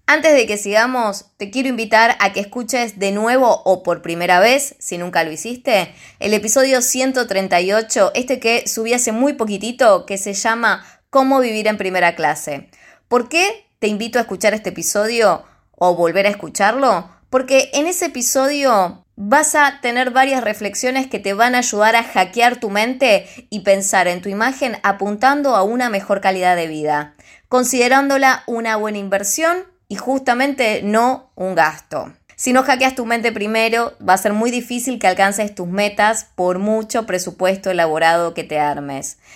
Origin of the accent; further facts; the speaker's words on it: Argentina; soy de Argentina